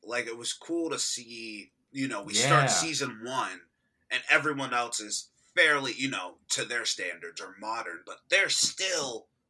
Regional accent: Texas, United States; I'm from Texas.

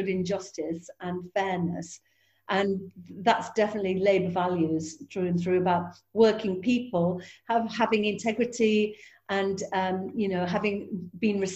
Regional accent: Yorkshire and the Humber, United Kingdom; being a Yorkshire woman

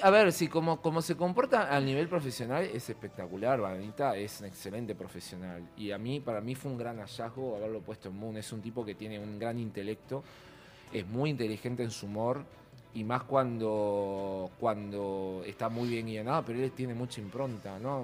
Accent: Uruguay; soy uruguayo

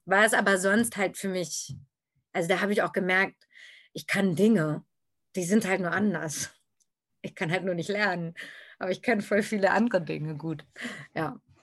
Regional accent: Berlin, Germany; ich bin in Berlin geboren und da auch zur Schule gegangen

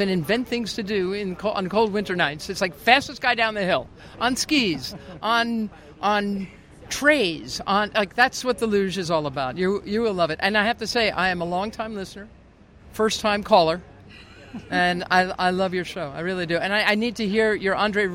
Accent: New York City, New York, United States; I'm a chick from Queens. I grew up about 20 minutes away from here.

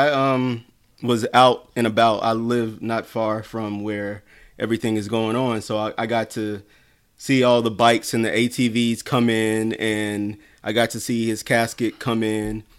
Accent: South Carolina, United States; I'm from South Carolina where we have Black Bike Week in Myrtle Beach

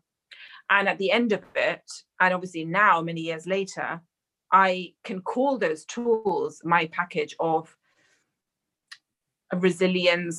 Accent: London, United Kingdom; an Indian girl raised in London

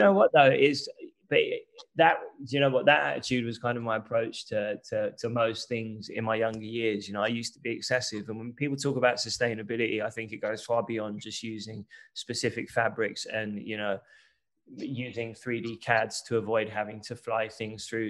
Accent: London, United Kingdom; growing up in East London

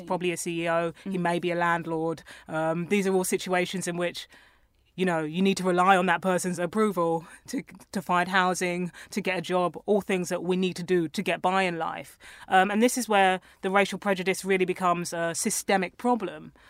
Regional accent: London, United Kingdom; I grew up around Tottenham

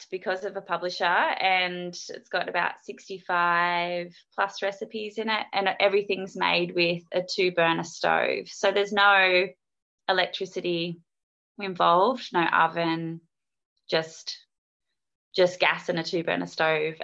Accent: Newcastle, New South Wales, Australia; moved away as an adult; also born or lived in Melbourne / Surf Coast, Victoria; now in Torquay, Australia; I was born in Newcastle, but I haven't lived there for about 10 years or so.

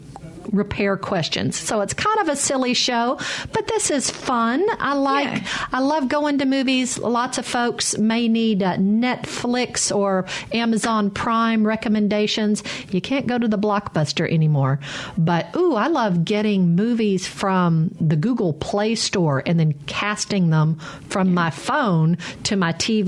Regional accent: Arkansas, United States; I grew up in Arkansas

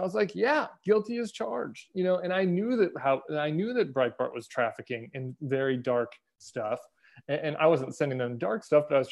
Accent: Denver, Colorado, United States; also born or lived in St. Louis, Missouri; My family's all from St. Louis, big Catholic family, huge Catholic family. We moved to Denver when I was in middle school

